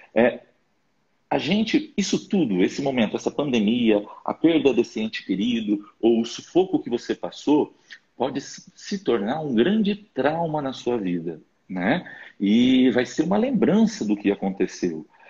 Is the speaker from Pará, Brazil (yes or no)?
yes; interior of Pará, Brazil; moved away; eu sou lá do interior do Pará